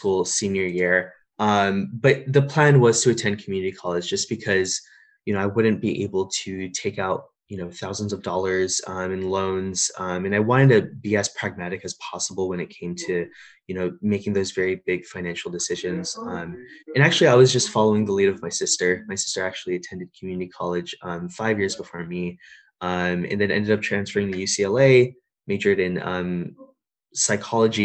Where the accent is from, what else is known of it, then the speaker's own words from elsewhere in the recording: India; now in California, United States; I'm an Indian Muslim immigrant